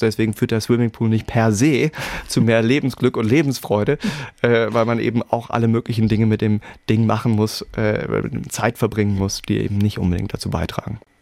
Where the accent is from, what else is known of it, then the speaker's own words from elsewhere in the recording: Hamburg, Germany; moved away as an adult; also born or lived in Berlin, Germany; now in Edinburgh, United Kingdom; meine Frau und ich, wir sind beide Hamburger